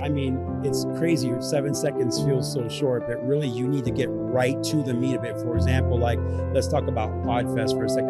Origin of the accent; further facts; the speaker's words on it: Orlando, Florida, United States; also born or lived in Venezuela / Southern California; now in Tampa, United States; I grew up here in Orlando